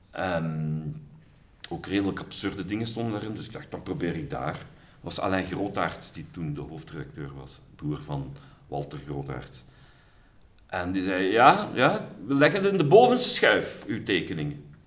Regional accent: Sint-Truiden, Flanders, Belgium; ik ben geboren in Sint-Truiden in 1968.

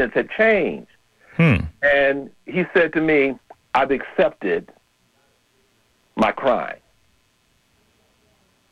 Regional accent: Chicago, Illinois, United States; now in San Francisco Bay Area, United States; I'm originally from Chicago

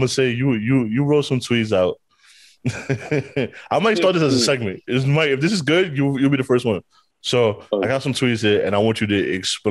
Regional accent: New York City, New York, United States; also born or lived in the Bronx; and I'm from Harlem. I live on the X now

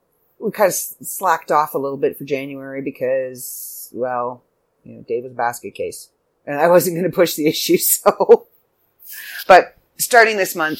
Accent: Canada; I'm Canadian

